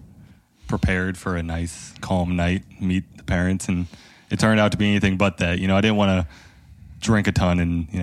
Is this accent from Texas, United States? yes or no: no; Henrico, Virginia, United States; I grew up in the same house, same place, down in Henrico in Virginia. I never moved.